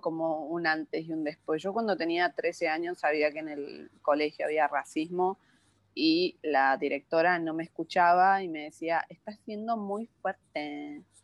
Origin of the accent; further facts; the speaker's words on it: San Luis, Argentina; now in Buenos Aires, Argentina; nací en la ciudad de San Luis, que queda a 800 kilómetros de capital de, Buenos Aires, que es donde vivo ahora